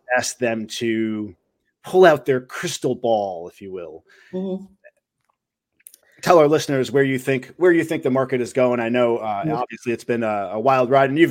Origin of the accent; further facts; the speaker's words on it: Rockland County, New York, United States; moved away; also born or lived in Suffern, New York; I'm originally from New York, Rockland County. I lived in Suffern for a little while.